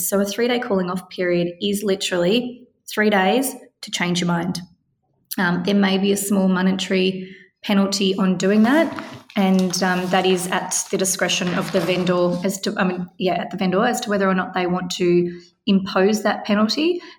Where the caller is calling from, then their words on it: Victoria, Australia; of course, I am speaking from Victoria, so the rules do slightly change per state.